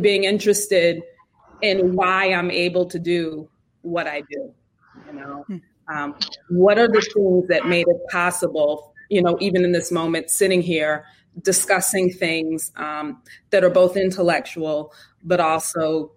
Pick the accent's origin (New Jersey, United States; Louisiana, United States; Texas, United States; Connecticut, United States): Connecticut, United States; I'm from Connecticut, New England